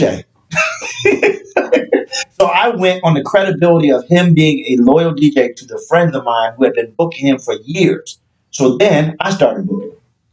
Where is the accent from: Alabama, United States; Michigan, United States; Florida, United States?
Alabama, United States; now in Maryland, United States; I'm from Alabama